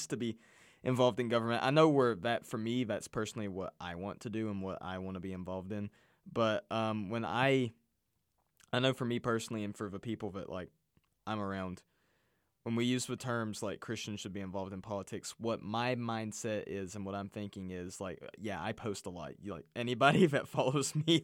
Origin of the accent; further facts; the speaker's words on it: Russia; now in United States; I come from Russia. I was born in Russia.